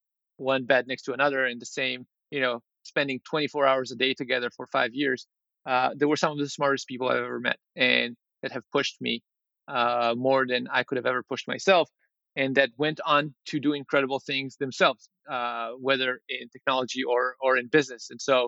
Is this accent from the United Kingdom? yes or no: no; Israel; Grew up, I think Israel in the 80s was a pretty, still a third wo